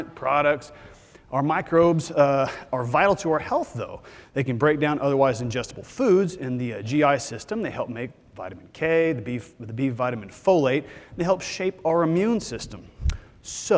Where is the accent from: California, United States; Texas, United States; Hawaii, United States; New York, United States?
Texas, United States; I'm from Texas because I'm from Texas